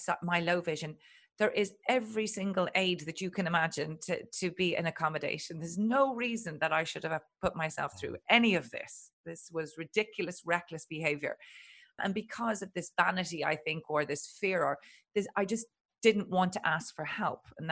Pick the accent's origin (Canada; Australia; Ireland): Ireland; I'm Irish and Catholic